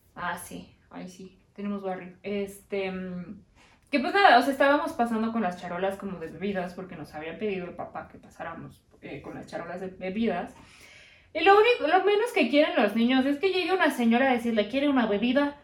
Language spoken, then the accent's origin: Spanish; Mexico; aquí que estamos los mexicanos